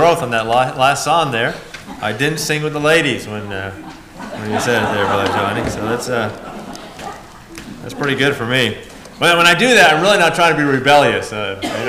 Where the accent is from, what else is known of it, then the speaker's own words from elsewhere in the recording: New England, United States; I'm a New England boy